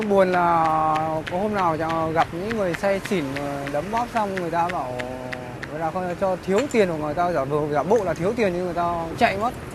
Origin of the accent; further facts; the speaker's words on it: Vinh Phuc, Vietnam; moved away as an adult; now in Ho Chi Minh City, Vietnam; quê ở Vĩnh Phúc